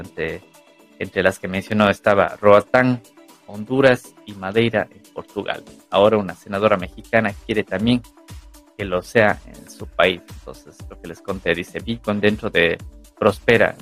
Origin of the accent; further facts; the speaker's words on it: Ecuador; now in Europe; yo soy de Ecuador, y vivo en Europa